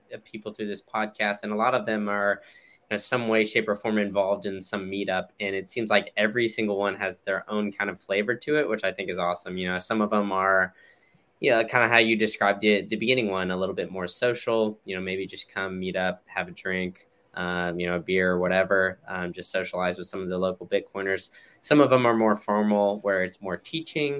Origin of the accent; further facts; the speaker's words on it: United States; I'm an American